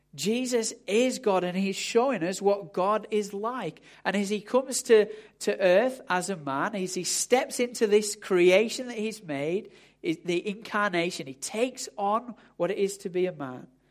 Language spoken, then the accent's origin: English; United Kingdom; we're, we're British